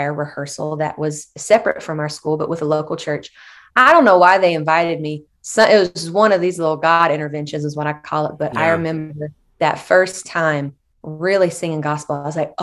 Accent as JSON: {"language": "English", "town": "Shelby", "region": "North Carolina", "country": "United States", "said": "I am from Shelby, North Carolina. I am from a pretty conservative town."}